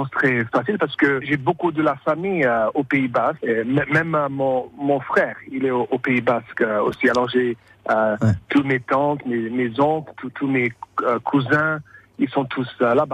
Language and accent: French; San Francisco, California, United States; moi je suis euh, originaire euh, du ville de San Francisco en Californie. Mon père, euh, il, est, il a immigré d'Auxerre à San Francisco en 1959. Et les, parents de ma mère, ils ont immigré de la Soule dans, les années